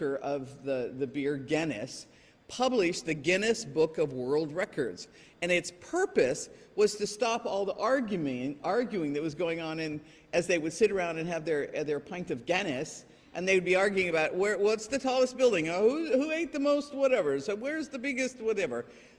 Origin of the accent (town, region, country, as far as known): England, United Kingdom; born or raised there; moved away